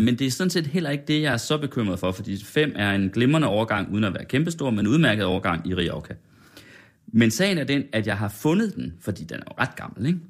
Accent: Felding, near Herning, Central Denmark Region, Denmark; moved away as an adult; also born or lived in Aarhus; now in Copenhagen, Denmark; Jeg vokset op i sådan Fælling, 20 km nord

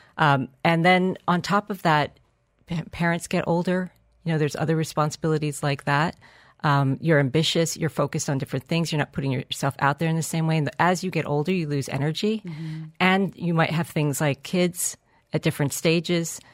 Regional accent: New York, United States; now in Dubai, United Arab Emirates; I'm from New York.

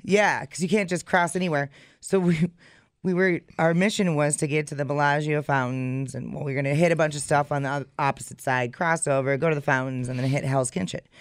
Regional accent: Wisconsin, United States

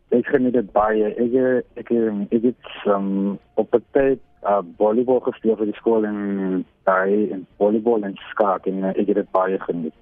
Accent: Wellington, Western Cape, South Africa; van Wellington

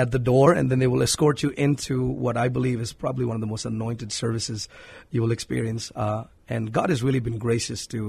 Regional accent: Hyderabad, Telangana, India; moved away as an adult; now in San Antonio, United States; I was born and raised in India, in a city called Hyderabad in South India.

